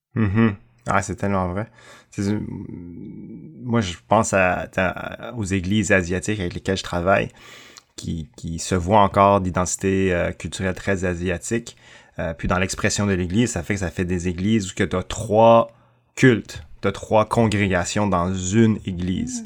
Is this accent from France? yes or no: no; Canada; also born or lived in Thailand; Je suis euh, chinois, cambodgien, né en Thaïlande, mais vraiment franco-canadien